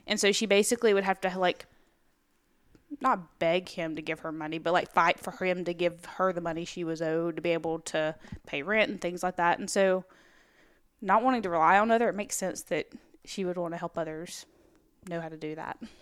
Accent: Alabama, United States; also born or lived in Tennessee; I was in Girl Scouts in Alabama, and then we moved to Tennessee when I was in the fourth grade

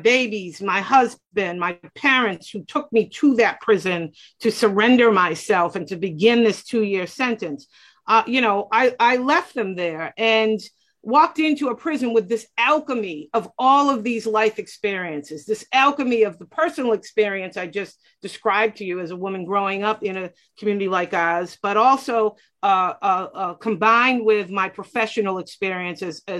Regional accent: Boston, Massachusetts, United States; I grew up in Roxbury in the most incarcerated corridor in the Commonwealth of Massachusetts, which happens to be where I still live

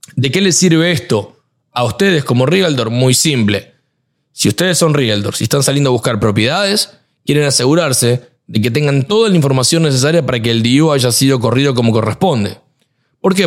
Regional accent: Argentina; moved away; yo soy argentino

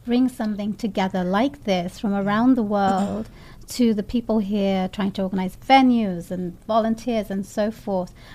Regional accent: England, United Kingdom; also born or lived in Bangladesh; now in Seattle, United States; While I was born in England and lived in England, there was a little time I lived in Bangladesh too

